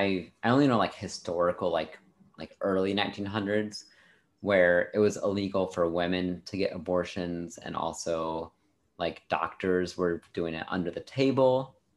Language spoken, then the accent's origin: English; Illinois, United States; I'm from Illinois.